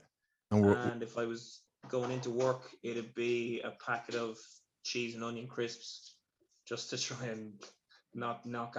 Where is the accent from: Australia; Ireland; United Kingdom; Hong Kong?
Ireland; the lads I grew up with in Screen.